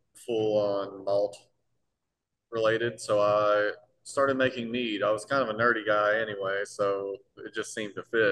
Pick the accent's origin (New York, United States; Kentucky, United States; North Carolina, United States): Kentucky, United States; Somerset; moved away as an adult; now in Lexington, United States; I was raised up in Somerset and moved up here a while ago, about 12 years